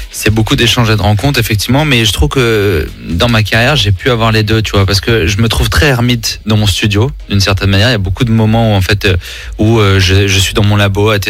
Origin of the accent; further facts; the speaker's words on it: Nice, Provence-Alpes-Côte d'Azur, France; Bah, c'est ça, quand on est niçois, forcément, hein, il y a un moment, l'été nous manque.